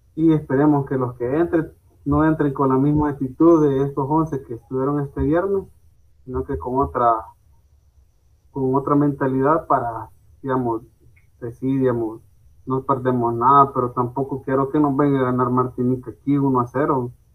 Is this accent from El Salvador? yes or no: yes; El Salvador; soy salvadoreño